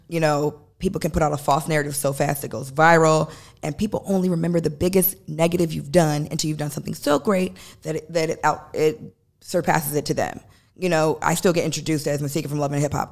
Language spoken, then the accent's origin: English; Chicago, Illinois, United States; moved away; we're from Chicago